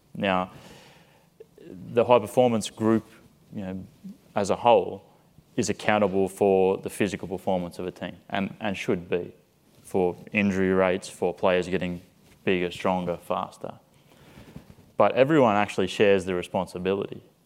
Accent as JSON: {"language": "English", "country": "Australia", "tie": "born or raised there", "also_born_or_lived": "Liverpool, United Kingdom", "moved": "as an adult", "lives_now": "San Antonio, United States", "said": "I went back to Australia, to my hometown"}